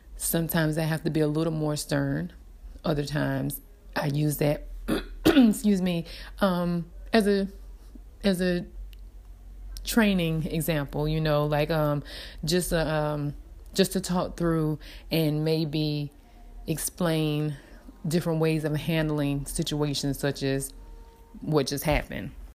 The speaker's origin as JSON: {"language": "English", "town": "Dillon", "region": "South Carolina", "country": "United States", "said": "I am from Dillon, South Carolina, so I um, am a country girl. Um, raised by my grandparents"}